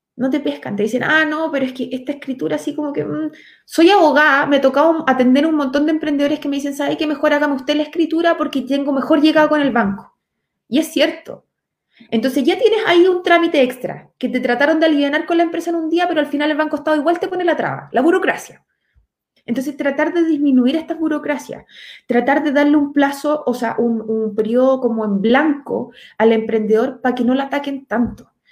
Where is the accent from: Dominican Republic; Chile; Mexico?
Chile; Los Ángeles, Biobío; Yo vivo actualmente en Los Ángeles, o sea, soy nacida y criada en Los Ángeles.